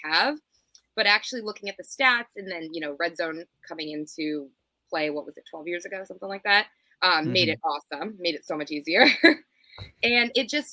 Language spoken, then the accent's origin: English; the South, United States; moved away as an adult; also born or lived in New England; I grew up in the South